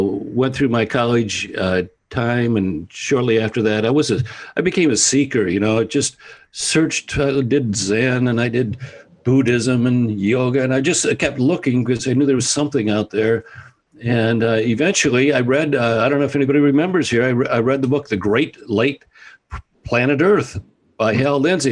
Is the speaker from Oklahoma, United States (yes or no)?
no; Toledo, Ohio, United States; I was raised in Toledo, Ohio